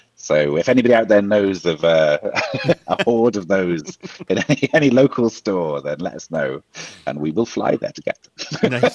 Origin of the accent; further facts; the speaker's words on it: Wales, United Kingdom; now in Ireland; I'm from Wales originally, and I'm living in Ireland at the moment.